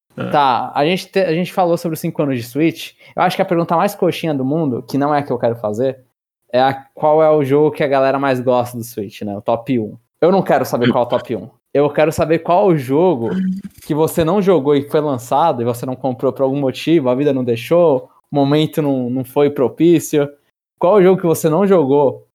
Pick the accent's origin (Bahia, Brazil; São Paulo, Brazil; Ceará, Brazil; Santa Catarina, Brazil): São Paulo, Brazil; eu sou nascido, criado, vivi toda a minha vida em São Paulo, capital